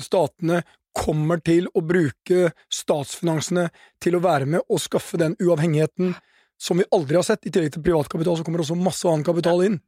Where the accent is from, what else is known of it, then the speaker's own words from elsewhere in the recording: Norway; som nordmann